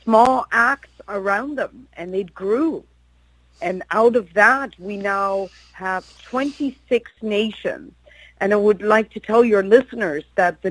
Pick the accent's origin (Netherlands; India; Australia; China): Netherlands; I'm from Holland